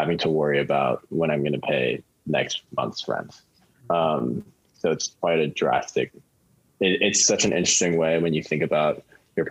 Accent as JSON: {"language": "English", "town": "Palos Verdes", "region": "California", "country": "United States", "tie": "born or raised there", "said": "I grew up in Palos Verdes in Southern California"}